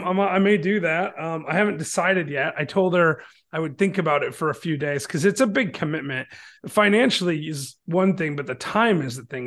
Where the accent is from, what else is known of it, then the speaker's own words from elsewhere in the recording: Michigan, United States; now in Chattanooga, United States; I'm from Michigan originally